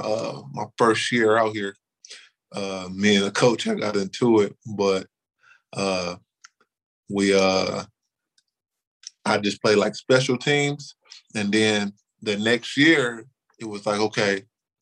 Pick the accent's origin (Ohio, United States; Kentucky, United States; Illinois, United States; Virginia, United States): Ohio, United States; East Cleveland; I'm from East Cleveland, Ohio.